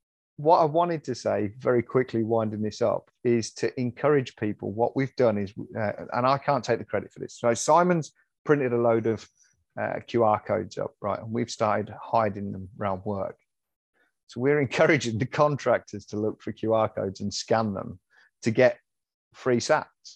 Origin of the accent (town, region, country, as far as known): United Kingdom